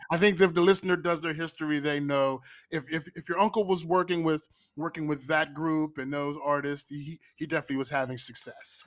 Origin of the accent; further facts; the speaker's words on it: Pittsburgh, Pennsylvania, United States; I'm, I'm from Pittsburgh